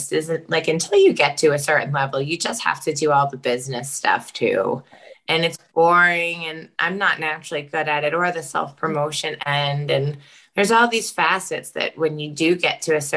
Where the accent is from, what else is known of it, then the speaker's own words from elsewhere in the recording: Taunton, Massachusetts, United States; now in Arlington, United States; I'm from Taunton, Mass